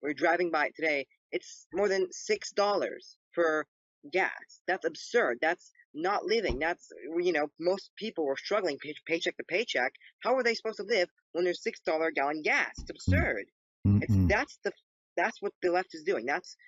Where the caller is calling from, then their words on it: Los Angeles County, California, United States; Yeah, I'm in Southern California, Los Angeles County.